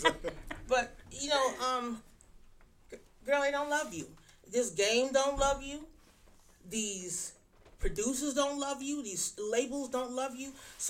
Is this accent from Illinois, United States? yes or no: yes; Chicago, Illinois, United States; I'm from Chicago.